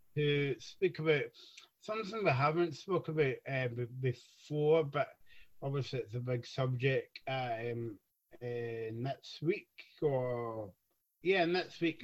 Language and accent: English; Scotland, United Kingdom; We're, we're from Scotland